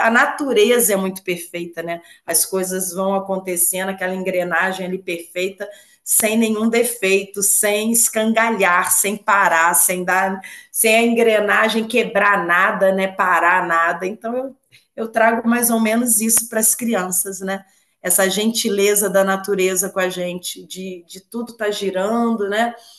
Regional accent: Rio de Janeiro, Brazil; moved away as an adult; now in Juiz de Fora, Brazil; eu sou carioca, né? E moro em Juiz de Fora, em Minas. Mudei para Minas tem mais ou menos uns 11 anos

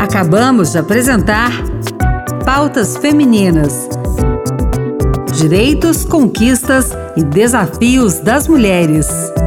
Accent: Brasília, Federal District, Brazil; Eu sou brasiliense

